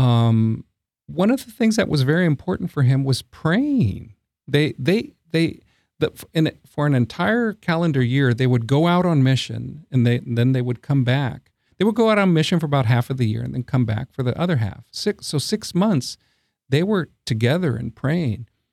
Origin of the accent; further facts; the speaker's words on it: San Antonio, Texas, United States; also born or lived in Brownsville, Texas / Corpus Christi, Texas / Midland, Texas / Eagle Pass, Texas; half of that time has been in my hometown of San Antonio